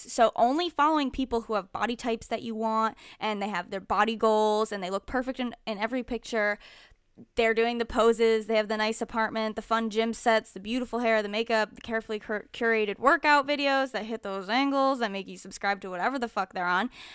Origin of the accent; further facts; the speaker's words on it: Connecticut, United States; moved away; Connecticut, which is my hometown